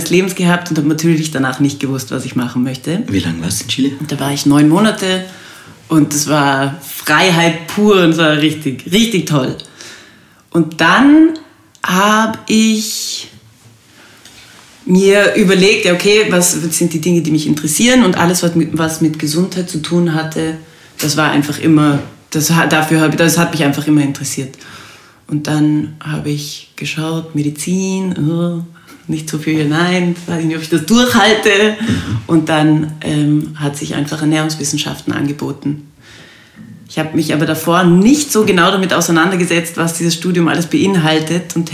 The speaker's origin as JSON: {"language": "German", "region": "Salzburg", "country": "Austria", "tie": "born or raised there", "moved": "as an adult", "lives_now": "Vienna, Austria", "said": "Bin gebürtige Salzburgerin."}